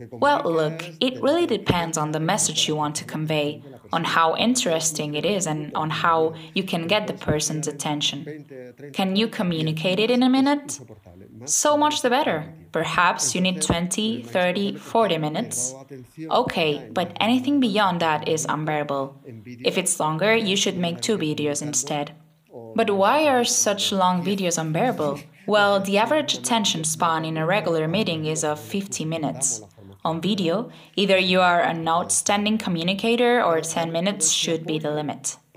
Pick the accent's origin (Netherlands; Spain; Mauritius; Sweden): Spain; Triana, Andalusia; accent: Triana accent; English is a second language; I'm from Triana, so my natural accent is that of this region but I'm not using it now.